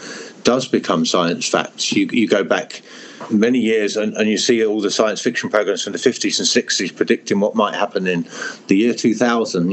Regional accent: Hertfordshire, East of England, United Kingdom; also born or lived in Europe

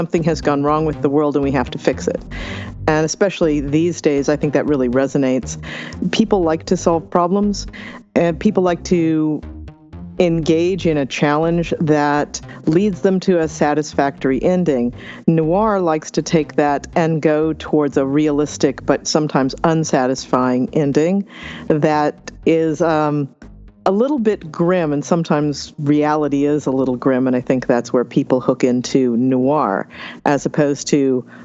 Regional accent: Los Angeles County, California, United States; I grew up in Los Angeles County

